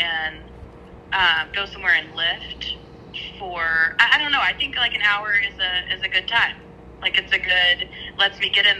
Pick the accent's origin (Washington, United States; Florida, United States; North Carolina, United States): North Carolina, United States; now in Nashville, United States; I live in Tennessee. I live in Nashville. But yes, I'm from North Carolina